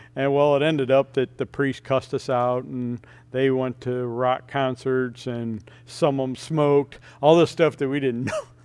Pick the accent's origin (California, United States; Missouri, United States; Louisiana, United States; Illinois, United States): Missouri, United States; St. Louis; also born or lived in Ozarks, Missouri; I grew up in the city of Saint Louis